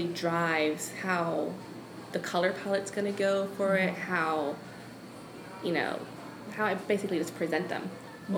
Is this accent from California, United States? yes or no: no; New York City, New York, United States; moved away as an adult; now in Savannah, United States; I grew up in New York